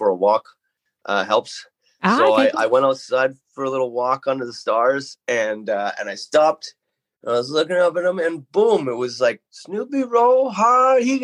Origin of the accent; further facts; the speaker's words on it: Metchosin, British Columbia, Canada; I grew up out in Machosin here